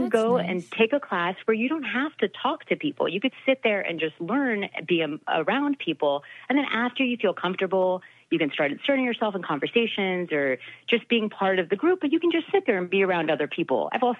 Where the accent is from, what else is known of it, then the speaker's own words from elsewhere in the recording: Florida, United States; also born or lived in Maryland / Ohio / California / Illinois; were always moving to a different place, and we were in Maryland, Ohio, California, Illinois, Tennessee. I'm from Florida originally.